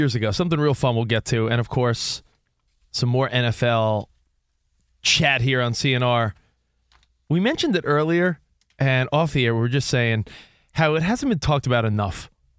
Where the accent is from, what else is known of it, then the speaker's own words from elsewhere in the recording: New York, United States; Yeah, and Camino's from Jersey. I'm from New York.